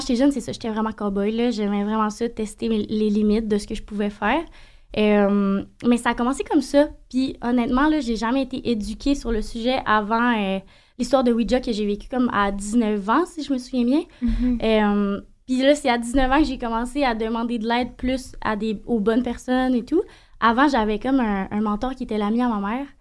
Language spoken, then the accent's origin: French; Saint-Honoré, Quebec, Canada; Puis je viens d'un petit village.